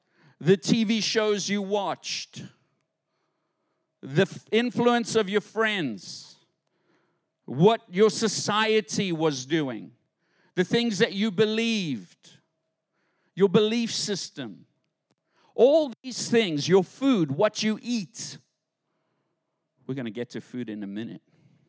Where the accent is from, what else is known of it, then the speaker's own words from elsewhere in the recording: South Africa; now in United States; When I came to America, because I grew up in South Africa under British rule.